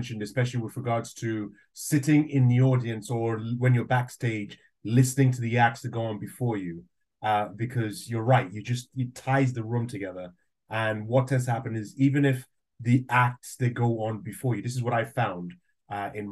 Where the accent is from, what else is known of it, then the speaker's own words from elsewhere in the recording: Nigeria; accent: Nigerian; now in United Kingdom; I'm half Nigerian and I grew up in Nigeria, so I can do the Nigerian accent.